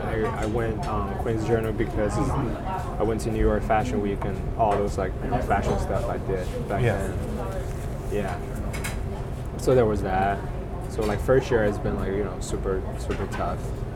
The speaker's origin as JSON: {"language": "English", "region": "Hunan", "country": "China", "tie": "born or raised there", "moved": "as an adult", "lives_now": "Kingston, Canada", "said": "Well, I grew up in China. I was born and raised in Hunan, central part of China."}